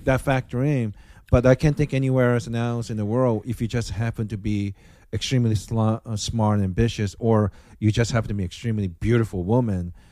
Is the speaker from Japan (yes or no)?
yes; Osaka, Japan; now in United States; my hometown, Osaka